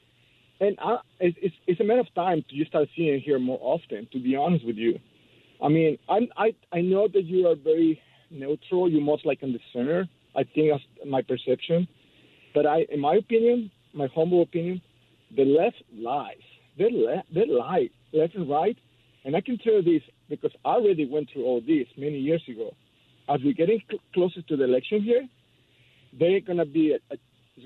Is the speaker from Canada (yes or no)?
no; Mexico City, Mexico; moved away as an adult; now in Palos Verdes, United States; I'm from Mexico City